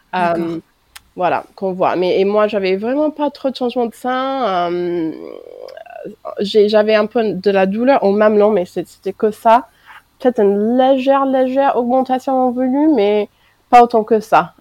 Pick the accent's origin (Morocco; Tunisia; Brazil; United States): United States; French is a second language; moved away as an adult; now in France